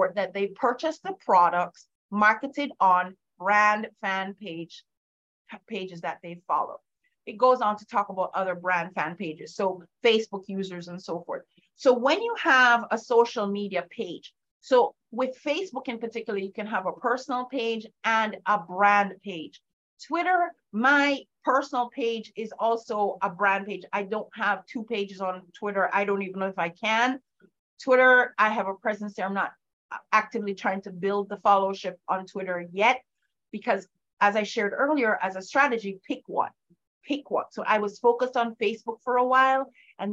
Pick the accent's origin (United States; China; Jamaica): Jamaica; moved away; I grew up in Jamaica, and my father was somewhat of a celebrity in that country